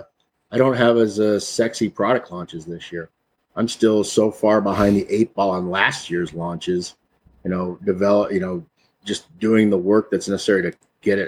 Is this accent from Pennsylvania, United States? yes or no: no; East Texas, United States; I grew up in East Texas